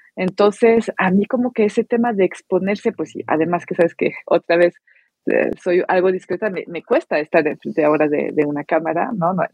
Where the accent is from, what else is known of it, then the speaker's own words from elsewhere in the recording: France; moved away as an adult; now in Mexico; soy francesa y vivo en México, ya tengo 17 años en México